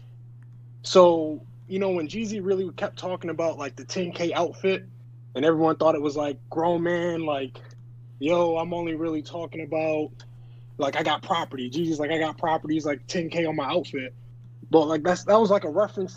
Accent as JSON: {"language": "English", "town": "Rochester", "region": "New York", "country": "United States", "tie": "born or raised there", "said": "I grew up in Rochester, New York"}